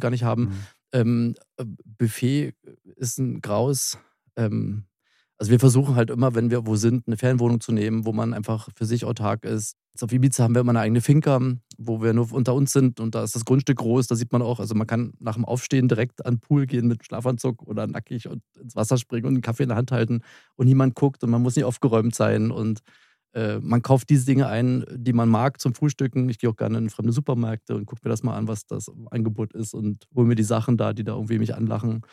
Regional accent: Spreewald, Brandenburg, Germany; da komme ich her, das ist meine Heimat, das ist für mich kein Urlaub.

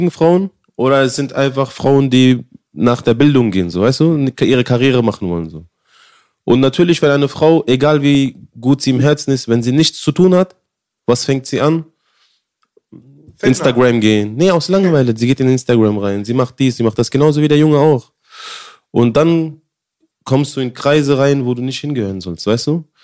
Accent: Afghanistan; born there; also born or lived in India; Nein. Ich, nein, ich bin in Afghanistan geboren.

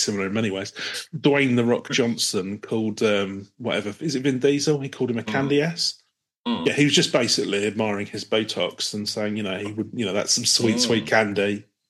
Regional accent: Brighton, South East England, United Kingdom; growing up in Brighton, you don't really, you take for granted being able to dress how you like.

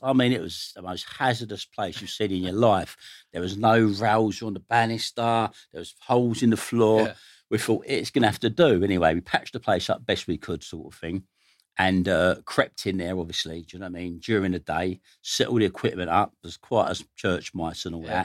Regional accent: London, United Kingdom; I grew up in Stoke Newington, North London.

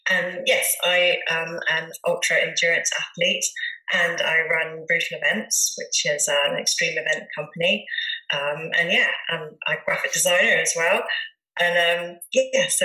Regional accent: Dorset, South West England, United Kingdom; also born or lived in Bournemouth / Hereford; my mum brought me back to Dorset.

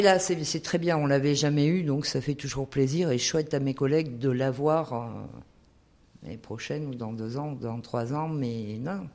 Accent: Auvergne-Rhône-Alpes, France; on est auvergnat

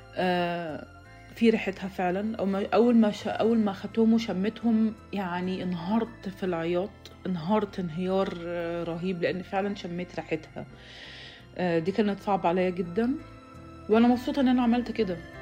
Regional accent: Egypt; moved away as an adult; now in United States

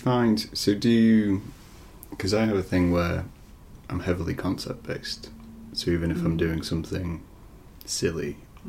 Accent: Scunthorpe, Yorkshire and the Humber, United Kingdom; now in Lincoln, United Kingdom; And I'm from Scunthorpe, which is tiny.

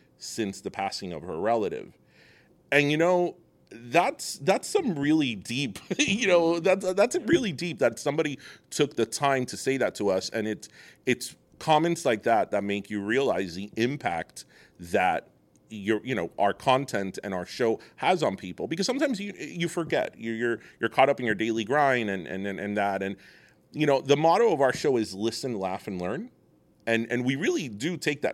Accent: South Florida, United States; Being from South Florida, being Cuban American

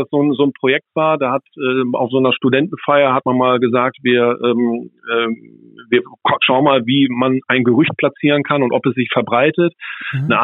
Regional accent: Bielefeld, North Rhine-Westphalia, Germany; das ist also klar, wir als Bielefelder, wir, wir haben das natürlich schon so zwei, dreimal irgendwie gehört

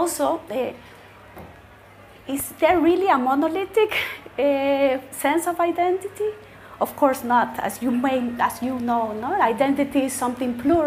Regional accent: El Salvador; moved away as an adult; also born or lived in Costa Rica; now in Spain; I was born in El Salvador. I lived there until I was 20 years old, more or less. And then I went to Costa Rica, and then I went to Spain, where I have been living for the past 18 years.

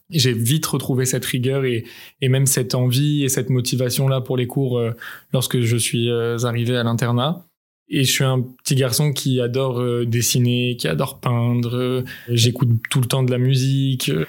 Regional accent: Paris, Île-de-France, France; Je suis né à Paris, j'ai grandi euh, au sein d'une famille de confession juive, entourée de mes trois grands frères et ma grande sœur.

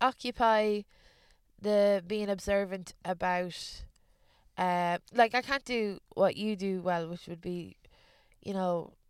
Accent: Ballymore, Leinster, Ireland; also born or lived in London / East Germany; My place is Ballymore, a village in the middle of Ireland, but like, I was born in London, and I moved, my dad's a builder, so when I was a kid, we moved from London to East Germany to Ireland, back to London again.

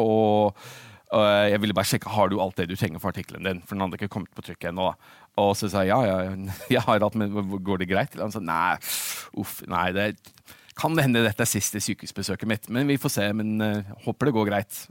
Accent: Oslo, Norway; moved away as an adult; also born or lived in London, United Kingdom / Middle East / United States; jeg født og oppvokst i Norge, på Oslo

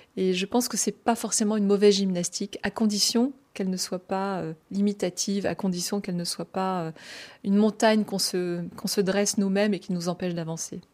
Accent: Brest, Brittany, France; j'ai grandi à Brest, hein, en Bretagne, dans le Finistère

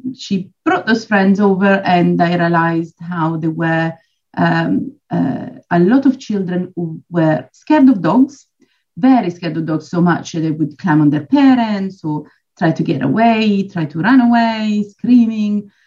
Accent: Switzerland; moved away as an adult; now in Poole, United Kingdom; I'm actually originally from Switzerland, but I've uh, lived in the UK almost 20 years now, and I'm based in Dorset Pool.

